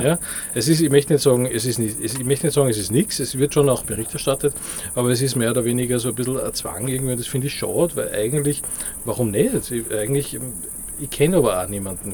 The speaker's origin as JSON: {"language": "German", "country": "Austria", "lives_now": "Vienna, Austria", "said": "hier bei uns in Österreich, also in Wien, wo ich jetzt lebe"}